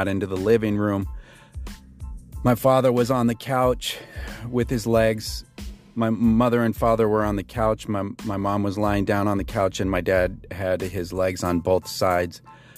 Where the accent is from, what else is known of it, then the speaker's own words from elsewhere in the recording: Billings, Montana, United States; I was born in Billings, Montana in 1971